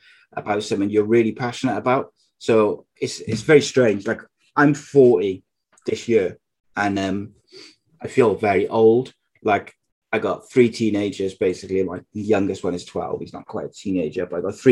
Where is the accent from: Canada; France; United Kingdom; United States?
United Kingdom; Cardiff, Wales; my home city, which is Cardiff